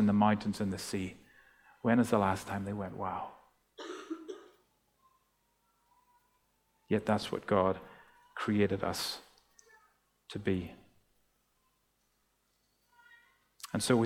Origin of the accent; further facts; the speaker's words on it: Ireland; now in Australia; growing up in Ireland